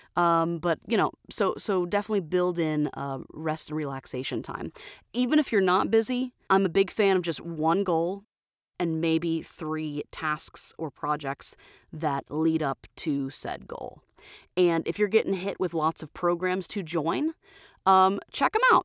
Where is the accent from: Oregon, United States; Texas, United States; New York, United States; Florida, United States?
Florida, United States; now in Twin Falls, Idaho, United States; I'm originally from Florida